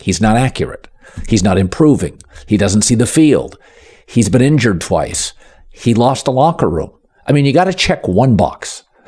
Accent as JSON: {"language": "English", "region": "Pacific Northwest", "country": "United States", "said": "I'm from the Pacific Northwest"}